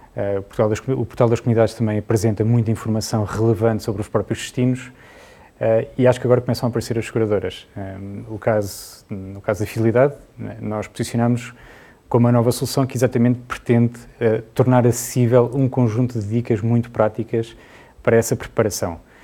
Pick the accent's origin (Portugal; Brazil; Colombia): Portugal; nós aqui somos muito portugueses